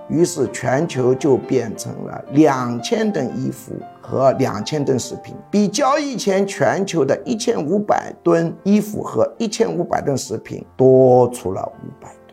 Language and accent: Chinese; Jiangxi, China; 我老家江西省